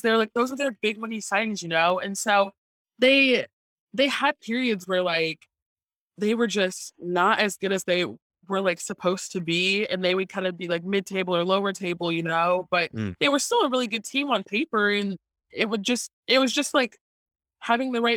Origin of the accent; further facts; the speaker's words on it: Cincinnati, Ohio, United States; Cincinnati, like being like my hometown